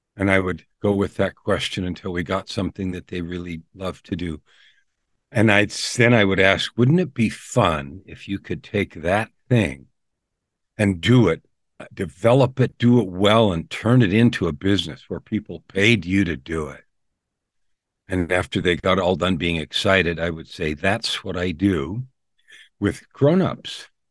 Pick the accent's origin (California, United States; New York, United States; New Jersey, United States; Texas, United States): California, United States; San Francisco; also born or lived in Phoenix, Arizona; now in Edmonton, Canada; I was born in San Francisco